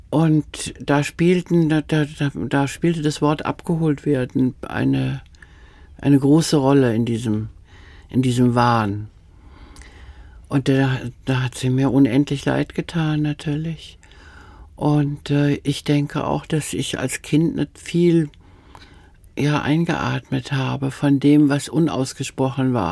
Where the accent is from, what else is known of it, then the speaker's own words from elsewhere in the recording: Austria; accent: Austrian; first language Austrian German; Ich weiß, meine Mutter hat mir erzählt, dass meine erste Sprache, ich habe Österreichisch gesprochen.